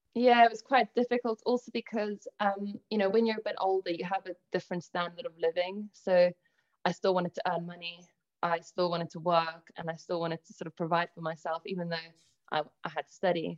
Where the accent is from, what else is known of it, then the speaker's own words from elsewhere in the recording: South Africa; also born or lived in Italy; now in England, United Kingdom; I was born in Italy, I then moved over to South Africa, where I actually had a pretty polarizing upbringing